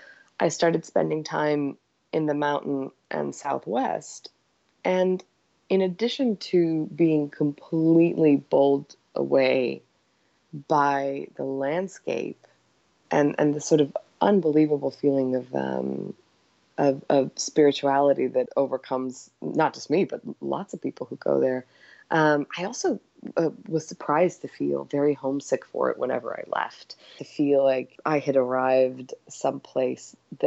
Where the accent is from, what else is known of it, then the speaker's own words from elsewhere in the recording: Egypt; also born or lived in Yugoslavia / Cyprus; now in United States; we left and we spent years on the move. We were in Cyprus for a while. I grew up in Egypt. We came to the States and moved around basically every 3 years.